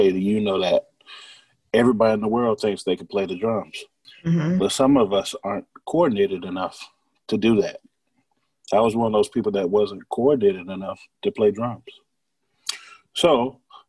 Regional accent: Albany, Georgia, United States; My hometown is actually Albany, Georgia

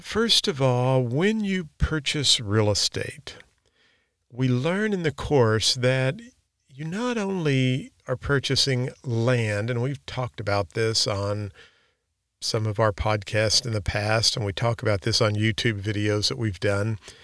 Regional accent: Park Hills, Missouri, United States; where I grew up in Flat River, Missouri, which is now Park Hills, Missouri

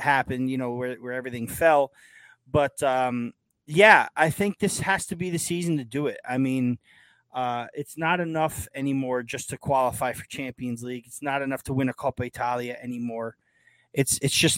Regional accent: Yonkers, New York, United States; I'm from Yonkers

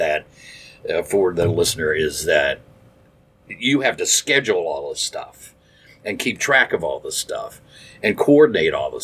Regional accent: Dayton, Ohio, United States; moved away as an adult; now in Cincinnati, United States; I'm from Dayton

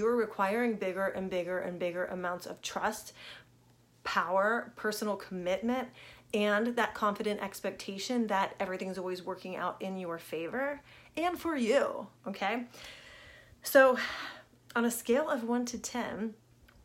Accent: Richmond, Virginia, United States; I grew up in Richmond, Virginia

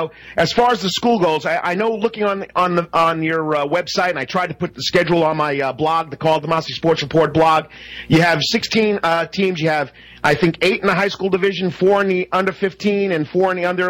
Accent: the North, United States; now in Savannah, United States; Coach, you're from the North, I'm from the North.

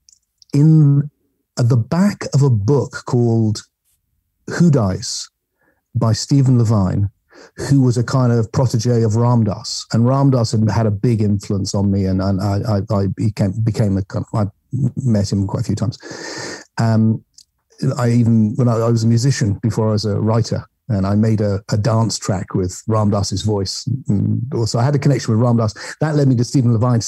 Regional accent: England, United Kingdom; I'm English

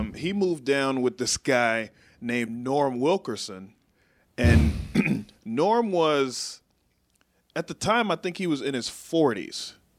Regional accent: Waco, Texas, United States; moved away as an adult; now in Washington, D.C. area, United States; I grew up in Waco

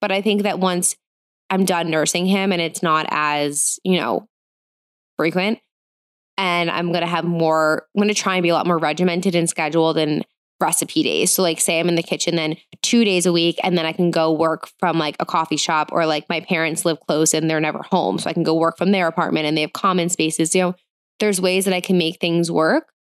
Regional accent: New Jersey, United States; I grew up in New Jersey. I live in New Jersey.

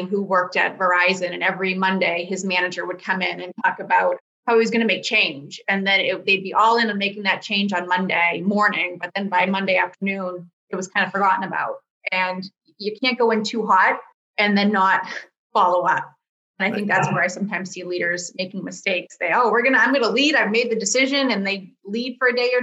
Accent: Boston, Massachusetts, United States; I'm from the Boston area

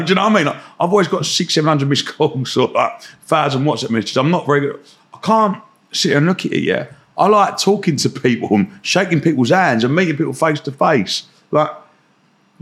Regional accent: Romford, London, United Kingdom; I grew up in Romford

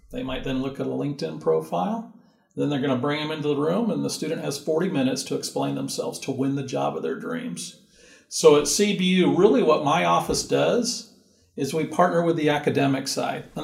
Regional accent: Orange County, California, United States; moved away as an adult; also born or lived in Moreno Valley; now in Riverside, United States; So I grew up in Orange

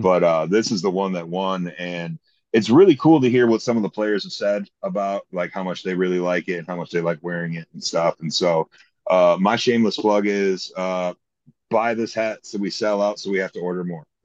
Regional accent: Toledo, Ohio, United States; now in Columbus, United States; didn't grow up in Columbus. I grew up in the Toledo area

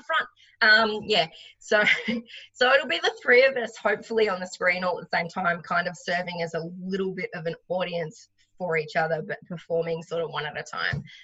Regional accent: Noosa, Queensland, Australia; also born or lived in Melbourne, Victoria; I'm originally from the Sunshine Coast, sort of around the Noosa area, but I lived in Melbourne for six years

